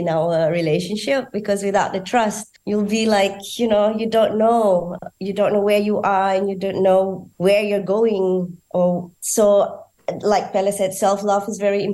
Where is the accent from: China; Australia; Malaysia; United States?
Malaysia; I'm from Malaysia